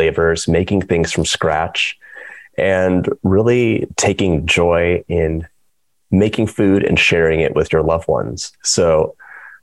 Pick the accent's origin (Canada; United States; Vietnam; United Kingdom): United States; Los Angeles, California; moved away; also born or lived in East Coast, United States; I'm from Los Angeles, and we moved to the East Coast.